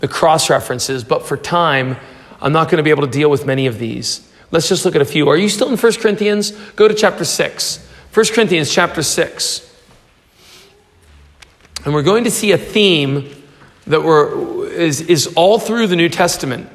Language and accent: English; United States; I'm from the U.S.